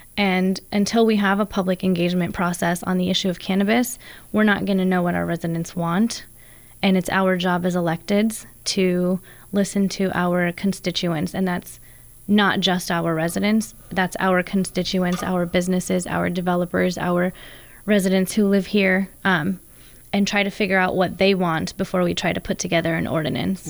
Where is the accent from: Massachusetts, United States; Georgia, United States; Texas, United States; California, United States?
California, United States; American Canyon; also born or lived in San Francisco / Browns Valley; I grew up in the West Side Parks in American Canyon